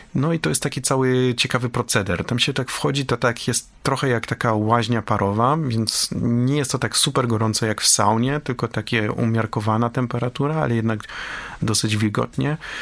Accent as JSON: {"language": "Polish", "country": "Poland"}